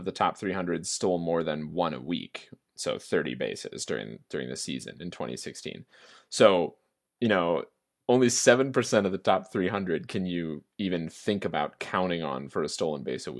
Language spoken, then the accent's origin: English; Minnesota, United States; my home state.